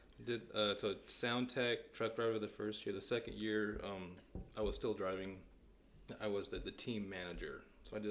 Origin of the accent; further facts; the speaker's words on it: east of San Francisco, California, United States; moved away as an adult; I grew up in California